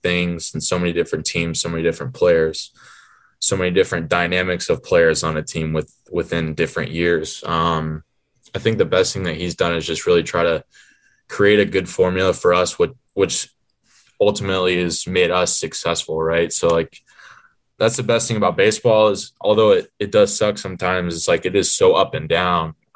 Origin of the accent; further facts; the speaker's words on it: Atlanta, Georgia, United States; we're both from Atlanta